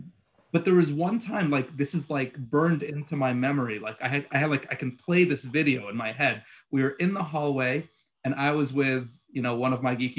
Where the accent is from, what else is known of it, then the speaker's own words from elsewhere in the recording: Egypt; born there; also born or lived in Puerto Rico / Queens / Long Island; like I was born in Egypt and I lived in Puerto Rico and like I lived in Queens and then I moved to Long Island